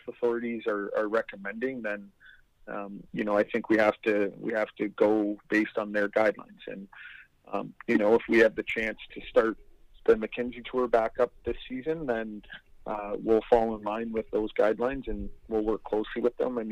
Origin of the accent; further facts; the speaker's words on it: Whitby, Ontario, Canada; I grew up in Whitby, which is when I grew up, it was a smaller town, about 40,000.